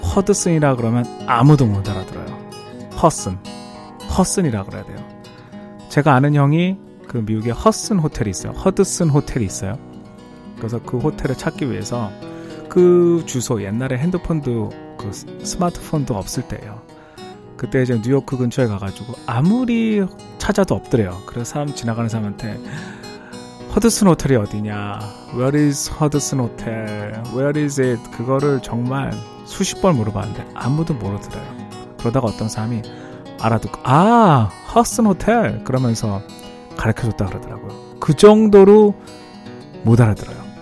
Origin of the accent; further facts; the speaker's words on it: South Korea; now in United States; 우리는 전혀 이렇게 발음 안 하죠, 한국 사람들은